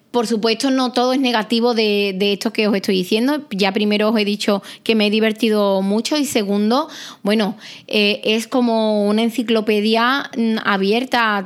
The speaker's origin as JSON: {"language": "Spanish", "town": "Arahal", "region": "Andalusia", "country": "Spain", "said": "mi pueblo, de Araal"}